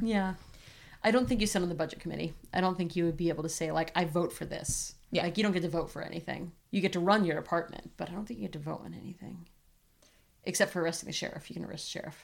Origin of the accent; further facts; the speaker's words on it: New England, United States; I am from New England and I was very close to Boston